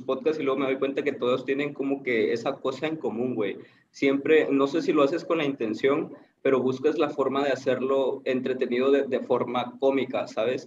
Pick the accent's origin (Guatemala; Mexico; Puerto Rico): Mexico; Tapachula, Chiapas; now in Tuxtla Gutiérrez, Mexico; soy de Tapachula, pero radico en Tuxtla, en Chiapas